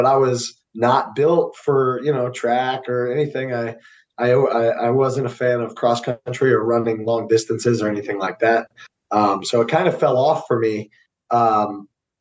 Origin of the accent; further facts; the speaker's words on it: Fort Lauderdale, Florida, United States; also born or lived in St. Augustine, Florida; I'm originally from South Florida, like Fort Lauderdale area